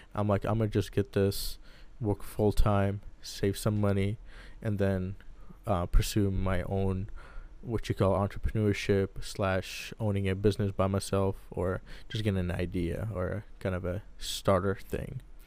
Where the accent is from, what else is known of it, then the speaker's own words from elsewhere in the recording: Baghdad, Baghdad Governorate, Iraq; also born or lived in San Diego, United States; now in Lincoln, Nebraska, United States; I was born and raised in Baghdad, Iraq